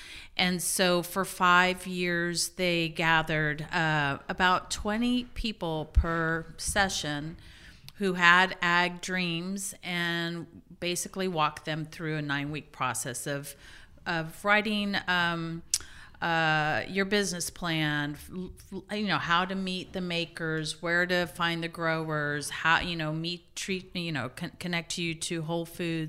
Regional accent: Louisiana, United States; Well, I'm glad you asked because I grew up in Louisiana, where Tabasco is king

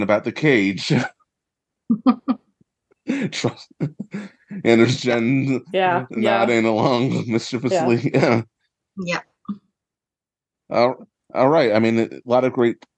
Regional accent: New York City, New York, United States; as a New Yorker

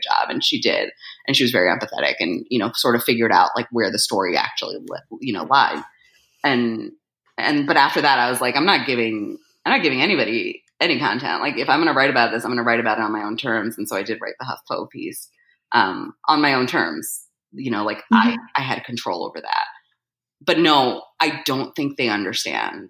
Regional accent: New Jersey, United States; moved away; I was born in Jersey

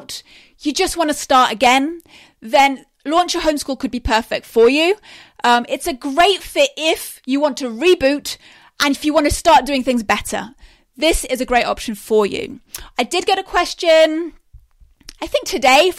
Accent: England, United Kingdom; I am from England

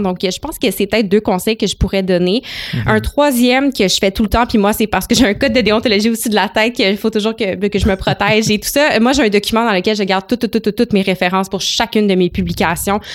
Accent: Gatineau, Quebec, Canada; born or raised there; moved away as an adult; also born or lived in Ottawa; now in Montreal, Canada

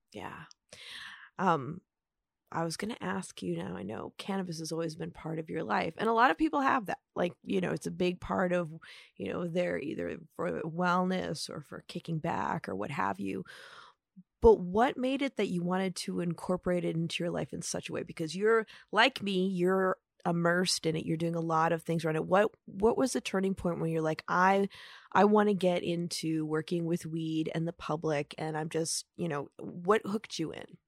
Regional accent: Upper Peninsula, Michigan, United States; growing up in the Upper Peninsula

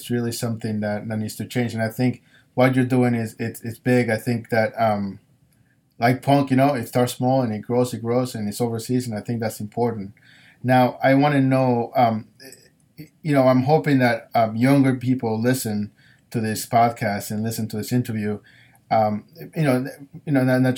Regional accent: New York City, New York, United States; I grew up in New York

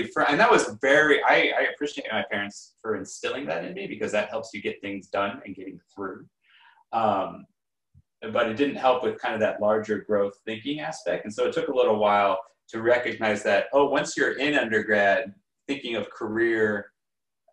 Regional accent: Los Angeles, California, United States; moved away as an adult; also born or lived in New York / China; I grew up in Los Angeles, and I did my undergraduate and master's in New York

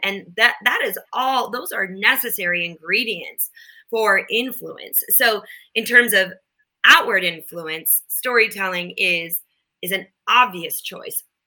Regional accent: Minnesota, United States; I grew up in Minnesota and then we had a cabin in northern Minnesota.

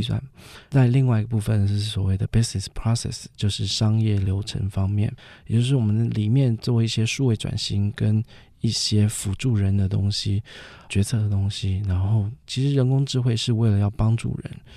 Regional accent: Taiwan; moved away as an adult; also born or lived in Southern California, United States; 我们很多人都是因为家人的关系，也就是说我们的家乡在这边

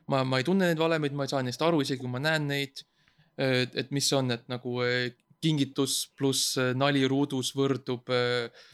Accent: Estonia; ma olen eestlane

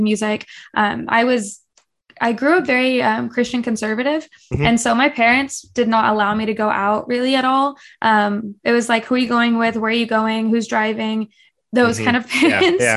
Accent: Wichita, Kansas, United States; I am born and bred in Wichita, Kansas.

